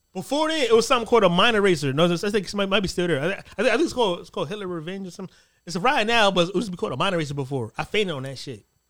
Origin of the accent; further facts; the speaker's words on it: East Coast, United States; I'm, I'm from the East Coast. I'm not from the West Coast